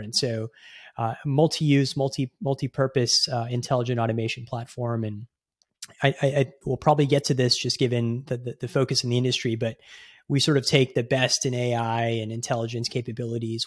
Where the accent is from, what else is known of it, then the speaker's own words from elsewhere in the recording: Houston, Texas, United States; moved away as an adult; also born or lived in Bay Area, California; I grew up in Houston, which, um, is home to the world's largest medical center